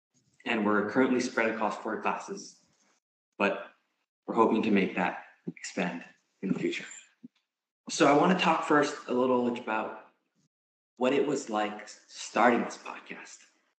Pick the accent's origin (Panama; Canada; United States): Canada; I'm in M25. I'm also from Canada, and actually, like Julia, we're both Chinese Canadian